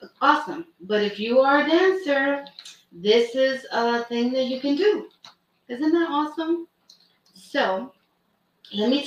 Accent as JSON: {"language": "English", "town": "New York City", "region": "New York", "country": "United States", "tie": "born or raised there", "also_born_or_lived": "Brooklyn", "lives_now": "Bronx, United States", "said": "I was born in Brooklyn, raised in Washington Heights."}